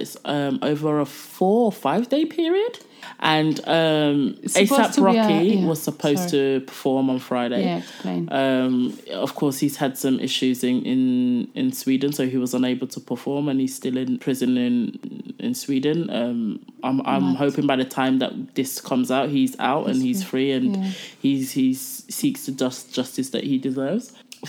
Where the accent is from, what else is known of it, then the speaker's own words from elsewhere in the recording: Croydon, London, United Kingdom; He is from my hometown. He's from South London, Croydon.